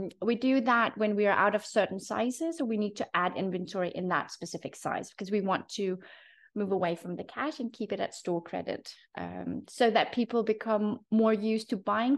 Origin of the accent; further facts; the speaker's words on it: Denmark; now in Abu Dhabi, United Arab Emirates; Being from Denmark, sustainability, secondhand, vintage, red thrift stores, all this is a part of growing up in Denmark